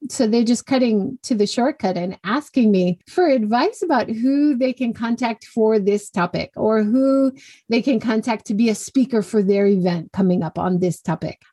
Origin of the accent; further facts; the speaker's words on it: Hawaii, United States; moved away as an adult; also born or lived in California / Kyushu, Japan; now in Hiroshima, Japan; I grew up in Hawaii, went to university in California, came to Japan just after